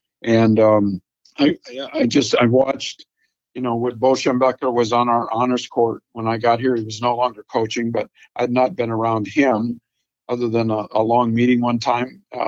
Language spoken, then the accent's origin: English; Colorado, United States; born or raised there; now in Texas, United States